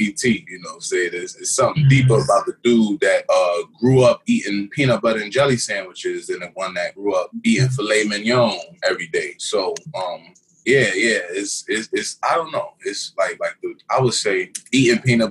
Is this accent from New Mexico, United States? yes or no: no; New York City, New York, United States; I was born in Brooklyn